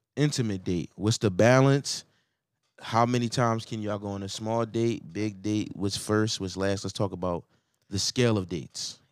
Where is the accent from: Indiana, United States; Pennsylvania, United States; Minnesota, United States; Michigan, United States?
Pennsylvania, United States; Philadelphia; I'm from Philly.